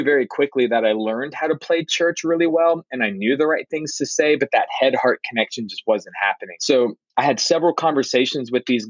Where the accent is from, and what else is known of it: Simpsonville, South Carolina, United States; born or raised there; also born or lived in Miami, Florida